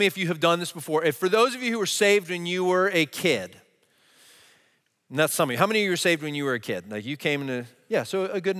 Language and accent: English; New Jersey, United States; I'd heard the gospel a lot growing up in Jersey.